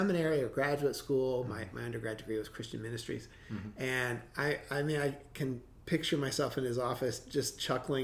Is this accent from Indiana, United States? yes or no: yes; Indiana, United States; moved away; I grew up in Indiana in the Midwest, where my wife and I met when we were in high school